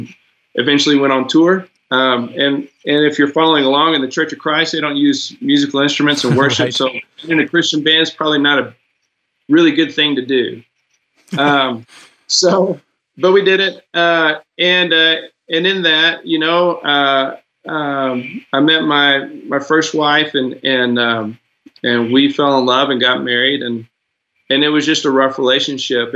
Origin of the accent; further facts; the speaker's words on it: Arkansas, United States; I grew up definitely in the South in Arkansas